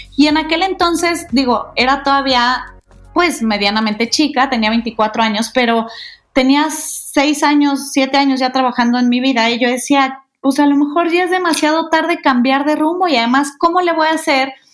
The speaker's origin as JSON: {"language": "Spanish", "town": "Guadalajara", "region": "Jalisco", "country": "Mexico", "tie": "born or raised there", "moved": "as an adult", "lives_now": "Mexico City, Mexico", "said": "nací ahí, crecí ahí, me encantó vivir en Guadalajara"}